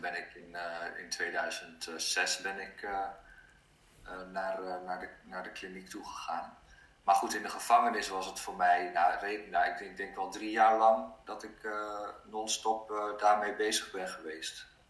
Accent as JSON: {"language": "Dutch", "town": "Abcoude", "region": "Utrecht", "country": "Netherlands", "tie": "born or raised there", "also_born_or_lived": "Norway", "said": "opgegroeid in een dorpje in Apkoude heet dat, net naast Amsterdam"}